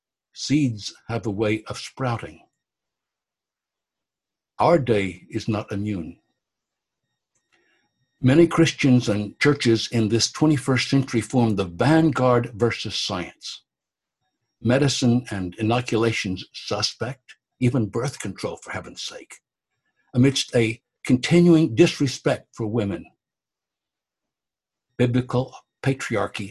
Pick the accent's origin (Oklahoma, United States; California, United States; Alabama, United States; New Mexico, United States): Oklahoma, United States; also born or lived in Galveston, Texas; I took Oklahoma history in high school, went to college there